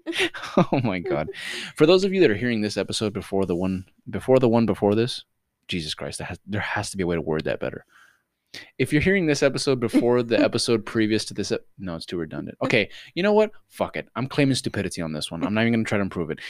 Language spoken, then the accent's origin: English; Miami, Florida, United States; accent: Miami; I'm from Miami